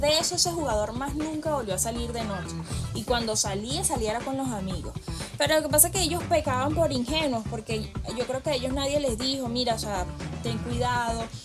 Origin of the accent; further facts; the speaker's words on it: Venezuela; yo como venezolana